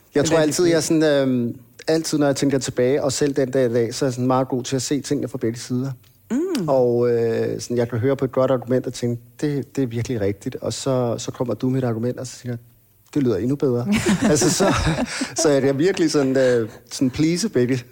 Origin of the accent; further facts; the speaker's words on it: Hvidovre, Capital Region of Denmark, Denmark; also born or lived in Copenhagen (Nørrebro); født og opvokset øh, i Danmark, født på, på Rigshospitalet, der blev født i 1980. Øhm, der boede vi på Nørrebro, okay. og øhm, der boede vi indtil jeg var cirka 6 år. Mm. Og så flyttede vi til Hvidovre